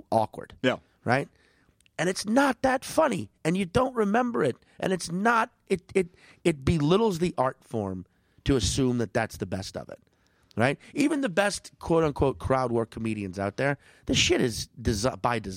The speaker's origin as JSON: {"language": "English", "town": "St. Paul", "region": "Minnesota", "country": "United States", "said": "Oh, I'm from uh, St. Paul."}